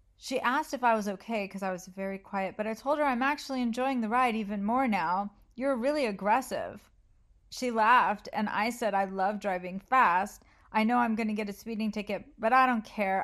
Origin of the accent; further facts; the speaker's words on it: United States; I'm American